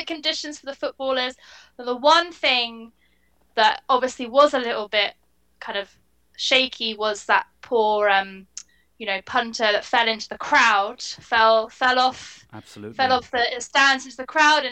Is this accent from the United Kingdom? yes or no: yes; England, United Kingdom; being English myself